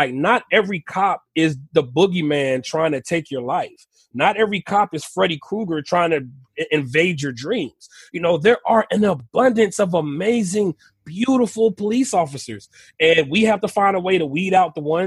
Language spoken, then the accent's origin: English; Texas, United States; I'm from Texas.